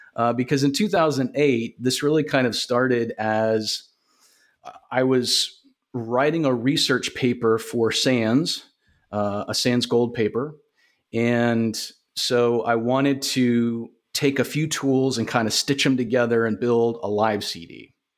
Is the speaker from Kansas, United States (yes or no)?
no; Augusta, Georgia, United States; I was, uh, born and raised in Augusta, Georgia. Lived here all my life